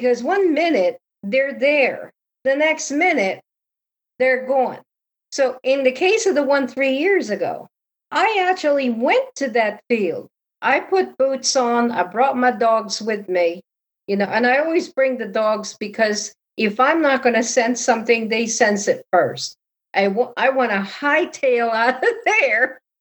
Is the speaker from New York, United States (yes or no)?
no; Connecticut, United States; because I lived in Connecticut, I'm from Connecticut